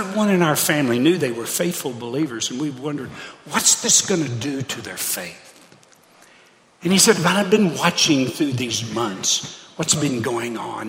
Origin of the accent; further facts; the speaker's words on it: Hot Springs, Arkansas, United States; moved away; my hometown of Hot Springs, Arkansas.